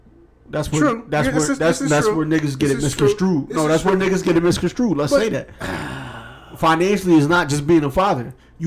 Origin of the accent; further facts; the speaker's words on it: Philadelphia, Pennsylvania, United States; I'm from Philly, nigga.